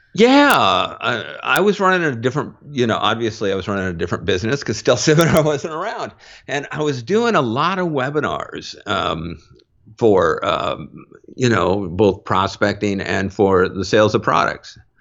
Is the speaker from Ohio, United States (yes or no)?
no; Mountlake Terrace, Washington, United States; moved away; I grew up in North, North Seattle. Um, in a town, uh, just outside of Seattle called Mount Lake Terrace